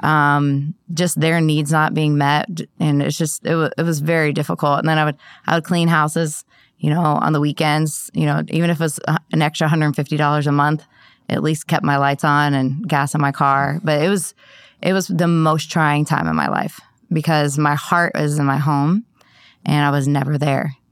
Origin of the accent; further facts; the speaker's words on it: Columbus, Ohio, United States; now in Columbia, United States; I'm, um, from Columbus, Ohio